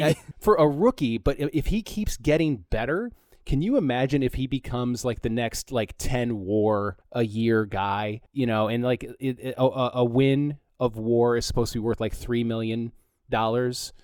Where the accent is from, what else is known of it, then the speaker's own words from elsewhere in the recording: Flint, Michigan, United States; moved away; also born or lived in Philadelphia, Pennsylvania; I was born and raised in Flint